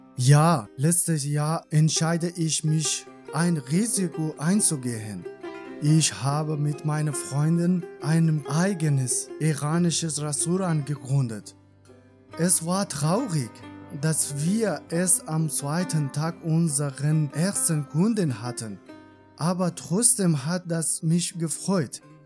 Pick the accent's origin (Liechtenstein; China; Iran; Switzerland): Iran; born or raised there; German is a second language; moved away as an adult; now in Germany